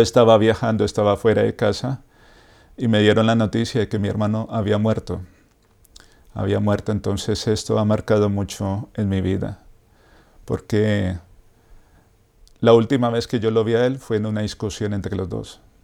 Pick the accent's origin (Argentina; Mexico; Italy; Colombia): Colombia; Bogotá; moved away; Yo soy de Bogotá, Colombia